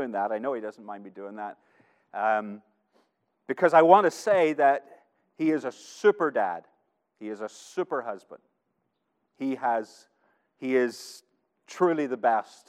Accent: United States; as an American

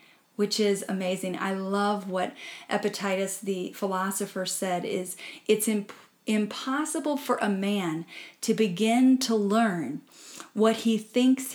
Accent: Midwest, United States; I grew up in the Midwest working in cornfields

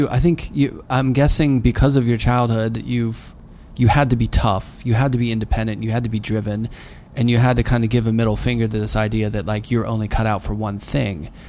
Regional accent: Pittsburgh, Pennsylvania, United States; I mean, I'm from Pittsburgh.

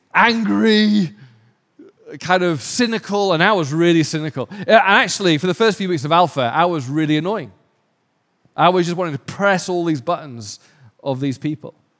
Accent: England, United Kingdom; now in Los Angeles, United States; because I'm English

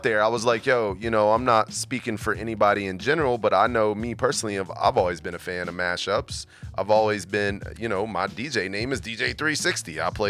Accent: West Virginia, United States; now in Virginia, United States; I came to Virginia and was the typical, I'm from West Virginia, came over here and started doing the construction, making good money.

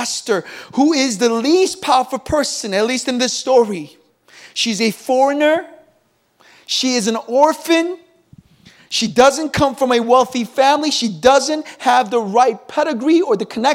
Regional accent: United States; moved away as an adult; now in Seoul, South Korea; growing up in America, spending my teenage years there

